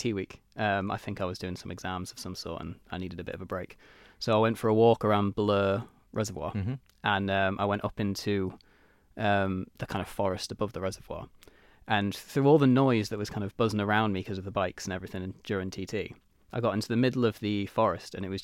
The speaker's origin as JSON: {"language": "English", "country": "Isle of Man", "tie": "born or raised there", "said": "I was born on the Isle of Man. I was raised in Mackled. I went to Albert Road, which was in Ramsey at the time."}